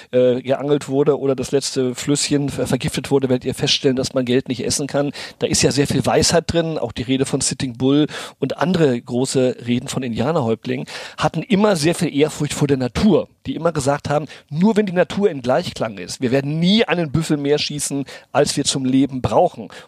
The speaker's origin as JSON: {"language": "German", "country": "Brazil", "tie": "born or raised there", "said": "Sicherheit von meinen Eltern mit nicht nur in die Wiege, sondern auch ins Spielzimmer nach Brasilien, wo ich aufgewachsen bin, äh, gelegt ähm, bekommen."}